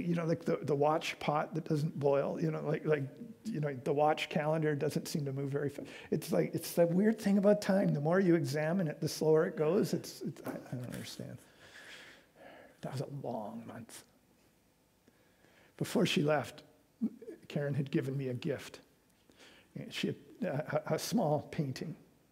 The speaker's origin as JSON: {"language": "English", "town": "Vancouver", "region": "British Columbia", "country": "Canada", "also_born_or_lived": "Calgary", "moved": "as an adult", "said": "I was from Vancouver."}